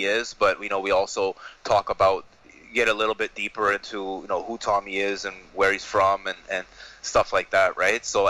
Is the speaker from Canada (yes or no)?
yes; Canada; I'm Canadian